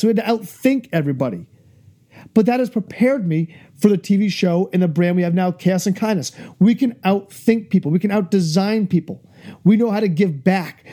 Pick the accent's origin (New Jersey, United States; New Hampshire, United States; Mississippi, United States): New Hampshire, United States; my home state of New Hampshire